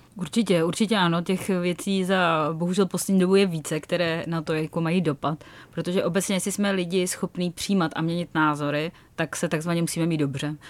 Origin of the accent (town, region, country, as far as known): Czechia